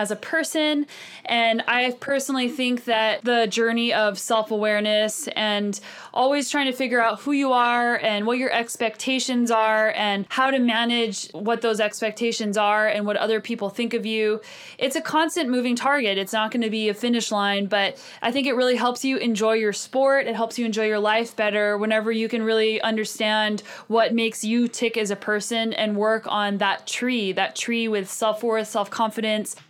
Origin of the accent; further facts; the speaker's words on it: New Mexico, United States; moved away; I'm actually from the desert. I grew up in New Mexico